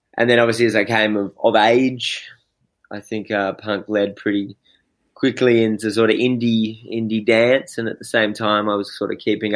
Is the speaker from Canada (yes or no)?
no; Perth, Western Australia, Australia; I came up in the southern suburbs around Cannington.